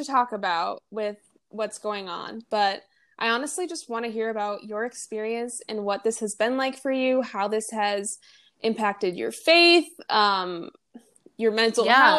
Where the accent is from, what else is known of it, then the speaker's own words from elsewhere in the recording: Minnesota, United States; I'm from Minnesota, so I flew back home and I was welcomed by a lot of snow.